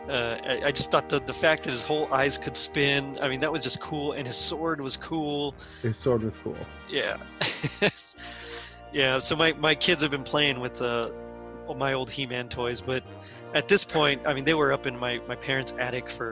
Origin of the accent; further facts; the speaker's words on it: Texas, United States; I'm from Texas